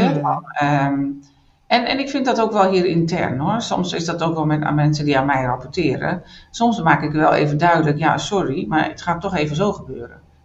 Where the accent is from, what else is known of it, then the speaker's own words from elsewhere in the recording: northern Netherlands, Netherlands; now in Düsseldorf, Germany; ik kom uit het noorden van Nederland